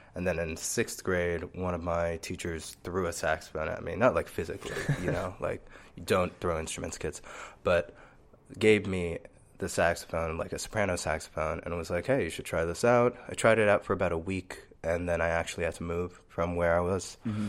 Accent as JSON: {"language": "English", "region": "New York", "country": "United States", "tie": "born there", "said": "My parents are both immigrants from the Dominican Republic. So I was born in New York."}